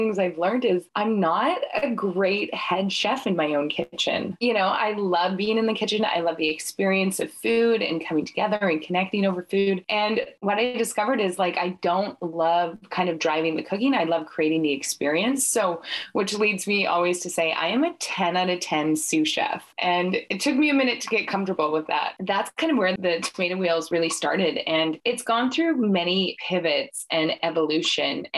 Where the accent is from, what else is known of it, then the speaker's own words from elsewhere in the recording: Saskatchewan, Canada; moved away as an adult; also born or lived in Edmonton, Alberta / United Kingdom / Calgary / Mexico; now in Vancouver, Canada; I grew up in Saskatchewan. When I graduated high school, I went running for the big city lights of Edmonton